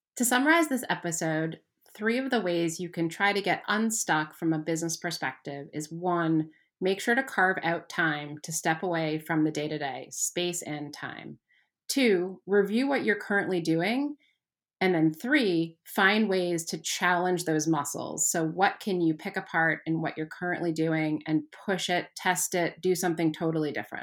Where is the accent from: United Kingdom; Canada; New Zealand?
Canada; I grew up in Canada